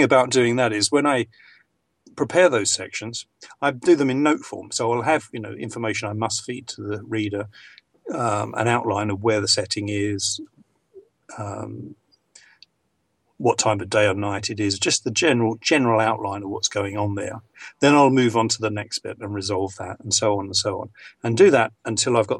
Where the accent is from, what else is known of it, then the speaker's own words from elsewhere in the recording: England, United Kingdom; accent: received pronunciation; I'm English